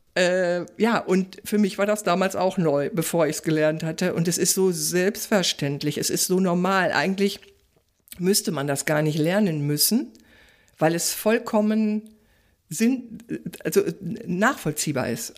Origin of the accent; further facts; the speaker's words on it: Ruhr area, North Rhine-Westphalia, Germany; ich komme ja aus dem Ruhrgebiet